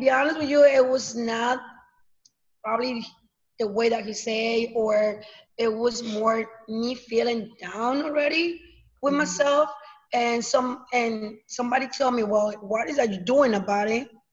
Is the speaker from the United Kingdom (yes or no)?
no; Mexico; moved away; I'm coming from Mexico, so um, my family is over there